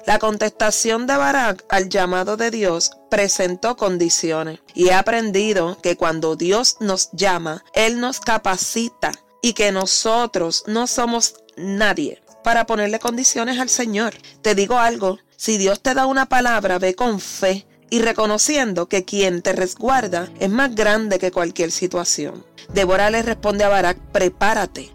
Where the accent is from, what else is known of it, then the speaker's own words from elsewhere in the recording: Puerto Rico; Soy mujer cristiana, puertorriqueña.